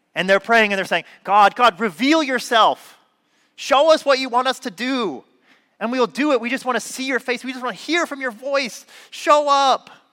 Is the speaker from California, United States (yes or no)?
yes; Southern California, United States; I'm from California, Southern California